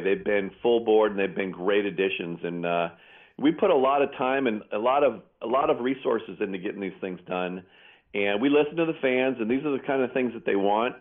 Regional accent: Pleasanton, California, United States; my hometown of Pleasanton

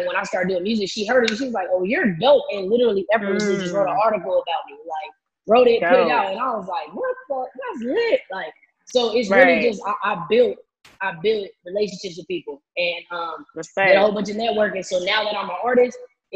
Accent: San Bernardino, California, United States; I am from the Inland Empire, San Bernardino, California

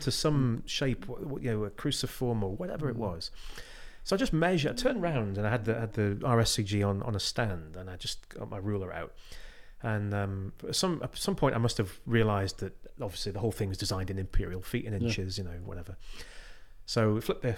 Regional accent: West Cumbria, North West England, United Kingdom; I'm from West Cumbria.

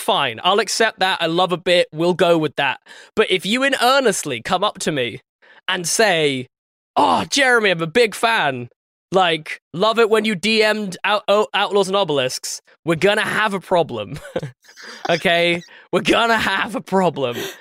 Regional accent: England, United Kingdom; I'm the English guy, light skin.

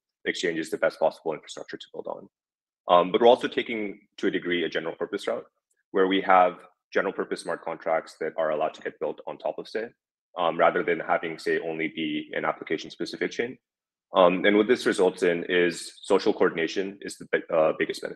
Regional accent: United States; being an American working on anything related to crypto

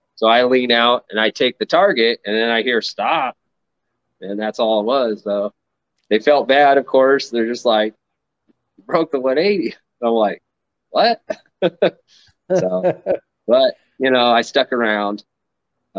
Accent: Redding, California, United States; also born or lived in Nevada; I was born and raised in Redding, California, where I live now.

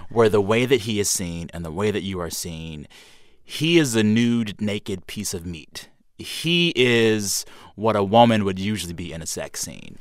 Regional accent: San Antonio, Texas, United States; I am from South Texas

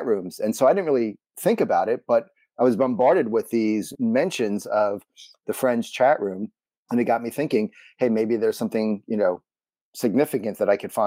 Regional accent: New York City, New York, United States; growing up in Brooklyn

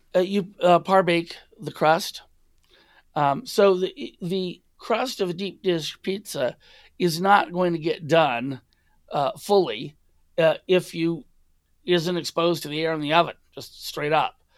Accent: Los Angeles, California, United States; I grew up in the United States, and my first pizza was a chain pizza from Shakey's in L

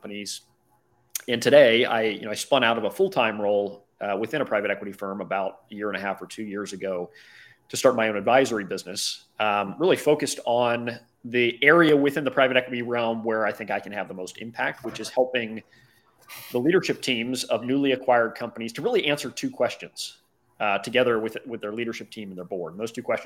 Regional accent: Cincinnati, Ohio, United States; I was born and raised in Cincinnati, Ohio in the Midwest

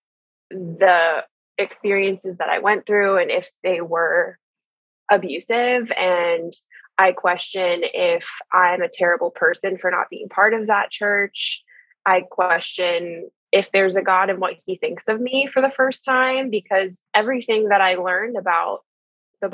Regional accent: Columbus, Ohio, United States; I am from Columbus, Ohio, and have lived here my whole life.

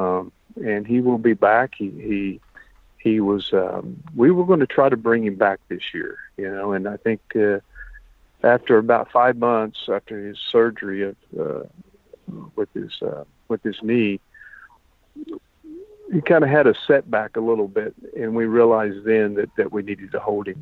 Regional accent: Del City, Oklahoma, United States; now in Stillwater, United States; I grew up in Del City, Oklahoma, you know, with, cement ponds

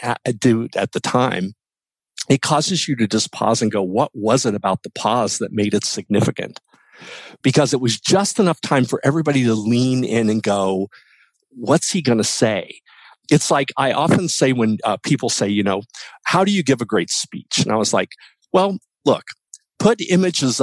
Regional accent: West Virginia, United States; moved away as an adult; I was growing up in West Virginia and I knew that West Virginia wasn't the spot for me

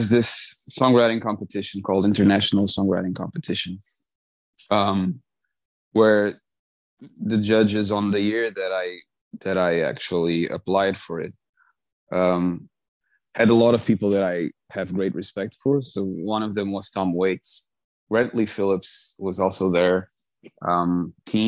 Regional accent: Azores, Portugal; I'm from the Azores. So it's, I grew up in an island, like literally in the middle of the Atlantic.

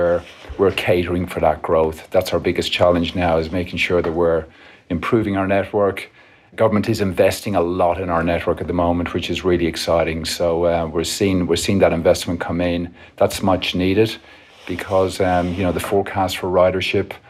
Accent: west of Ireland, Ireland; moved away as an adult; now in Melbourne, Australia; I wasn't born here. I was born in Ireland, in the west of Ireland. So 20 years ago, came to Australia, lived in Melbourne

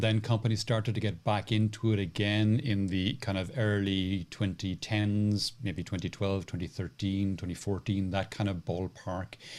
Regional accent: Cork, Munster, Ireland; when I was growing up in Cork in Ireland

